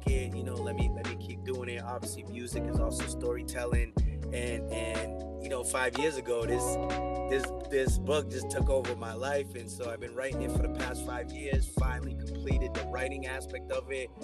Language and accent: English; New Bedford, Massachusetts, United States; also born or lived in Guinea-Bissau / Cape Verde; was born in Guinea-Bissau, and when I was 3 years old, my family emigrated to the United States, and I grew up in New Bedford, Massachusetts